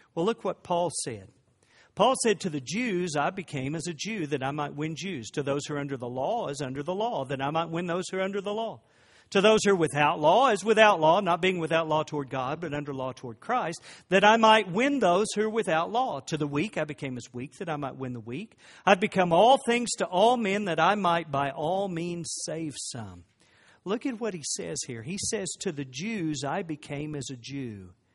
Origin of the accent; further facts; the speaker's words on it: Oklahoma, United States; I grew up in Oklahoma